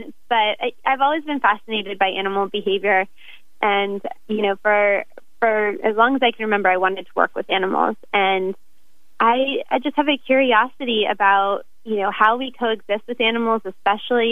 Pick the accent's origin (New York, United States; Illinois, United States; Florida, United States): Florida, United States; moved away as an adult; now in Oregon, United States; Originally, I'm from Florida